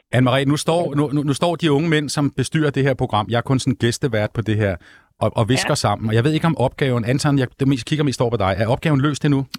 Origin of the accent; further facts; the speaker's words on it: Hellerup, Capital Region of Denmark, Denmark; jeg er gammel Hellerup-dreng